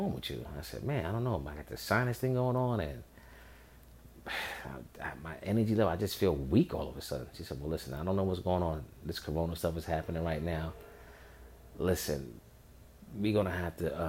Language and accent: English; New York, United States; So I'm from New York